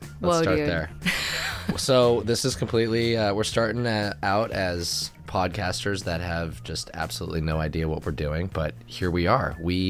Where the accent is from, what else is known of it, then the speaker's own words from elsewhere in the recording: Sausalito, California, United States; I am from San Francisco, California, born and raised. Hello. From a little town called Sausalito, north of San Francisco, right over the Golden Gate Bridge.